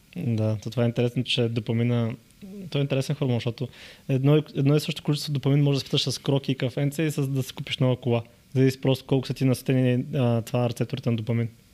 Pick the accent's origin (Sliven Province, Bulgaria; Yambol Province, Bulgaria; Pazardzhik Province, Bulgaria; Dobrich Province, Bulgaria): Yambol Province, Bulgaria; Yambol; moved away; also born or lived in Varna / Sofia; от Ямбол съм